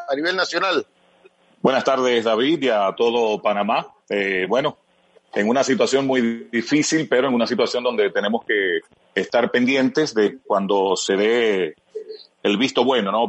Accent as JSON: {"language": "Spanish", "town": "Santiago de los Caballeros", "region": "Santiago", "country": "Dominican Republic", "said": "yo soy de Santiago, cibaeño, eh, aguilucho desde chiquitico"}